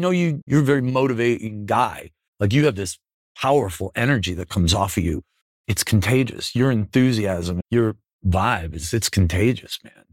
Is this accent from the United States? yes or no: yes; Buffalo, New York, United States; I'm from Buffalo